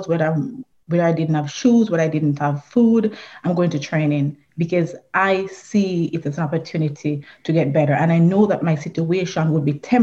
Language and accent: English; Trelawny Parish, Jamaica; I was born in Trelawney, Jamaica. It is a rural area, so I consider myself a country girl. And I grew up in a family that was a huge family